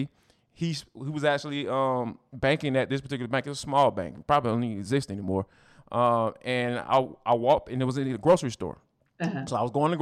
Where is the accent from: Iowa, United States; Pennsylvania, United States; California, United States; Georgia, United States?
Georgia, United States; Atlanta; growing up in Atlanta